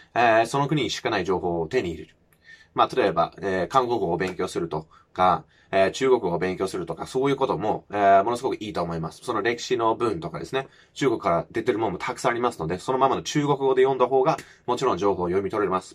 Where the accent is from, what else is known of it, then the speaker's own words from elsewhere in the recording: United Kingdom; first language English; Japanese is a second language; moved away as an adult; now in Japan; 僕はもう日本に来る前はもう全然もう田舎生まれ育ちのマックスだったし